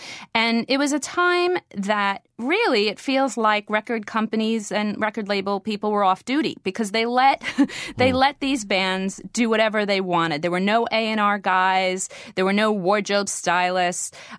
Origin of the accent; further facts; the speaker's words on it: Weehawken, New Jersey, United States; Growing up in Weehawken, New Jersey, all I wanted in my whole life was to meet ….